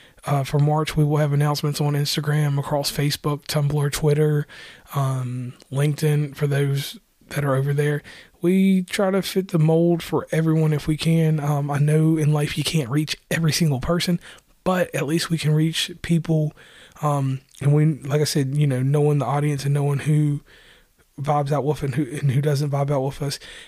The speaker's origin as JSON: {"language": "English", "region": "West Virginia", "country": "United States", "said": "I'm from West Virginia"}